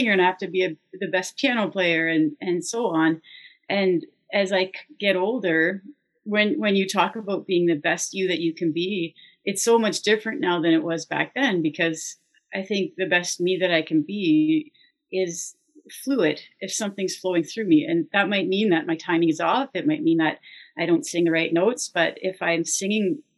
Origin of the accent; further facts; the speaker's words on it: Lively, Ontario, Canada; I grew up in Lively.